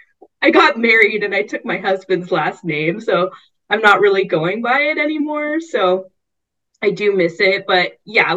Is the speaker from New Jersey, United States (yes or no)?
no; Bay Area, California, United States; grow up like, yeah, in the Bay Area